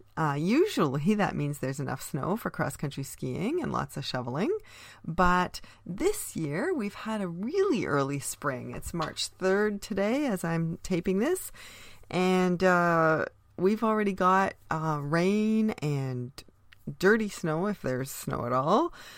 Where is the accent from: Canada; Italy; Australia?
Canada; being Canadian is an essential part of who I am